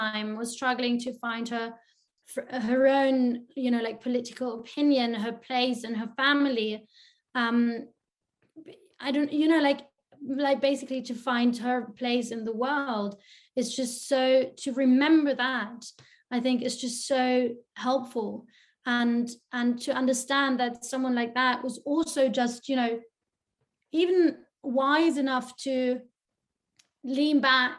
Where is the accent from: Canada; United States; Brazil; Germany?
Germany; I'm German